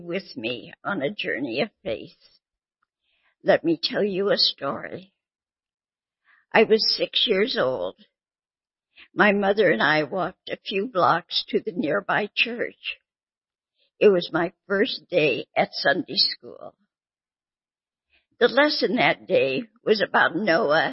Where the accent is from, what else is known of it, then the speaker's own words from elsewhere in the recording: Bellingham, Washington, United States; moved away as an adult; also born or lived in Southern California; I grew up in Bellingham, Washington, a lovely small city